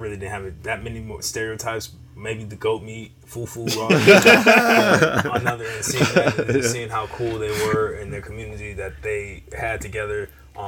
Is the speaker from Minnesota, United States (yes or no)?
no; Chicago, Illinois, United States; growing up in Illinois, how I was in Chicago on the South Side